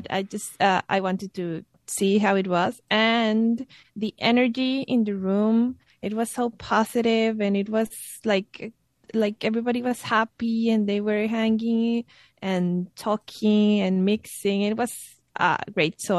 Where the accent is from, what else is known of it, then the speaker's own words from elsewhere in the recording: Guadalajara, Jalisco, Mexico; now in Savannah, United States; I'm from Mexico. I I was born in Guadalajara, but moved around the uh, the country, and um, uh, I'm living now in Savannah